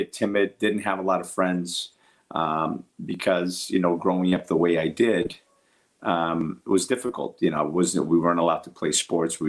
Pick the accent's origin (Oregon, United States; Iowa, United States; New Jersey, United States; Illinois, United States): New Jersey, United States; Newark; English is a second language; also born or lived in Portugal; I grew up in Newark, New Jersey